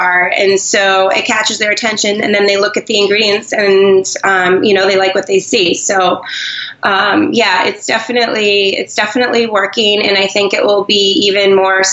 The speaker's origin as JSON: {"language": "English", "region": "New Hampshire", "country": "United States", "also_born_or_lived": "Boston", "moved": "yes", "said": "I'm from New Hampshire, and I vacation in Maine"}